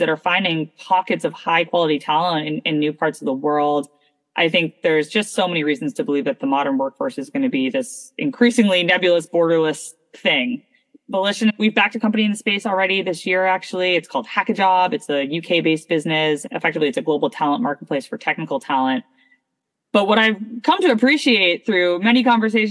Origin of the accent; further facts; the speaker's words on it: Toronto, Ontario, Canada; also born or lived in Abu Dhabi, United Arab Emirates; now in Boston, United States; I was born in Abu Dhabi. I was raised in Toronto, Canada.